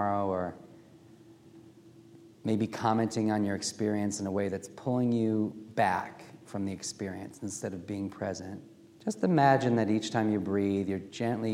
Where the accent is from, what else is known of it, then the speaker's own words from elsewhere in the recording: Milwaukee, Wisconsin, United States; also born or lived in Washington, D.C.; now in Baltimore, United States; I grew up in Milwaukee, Wisconsin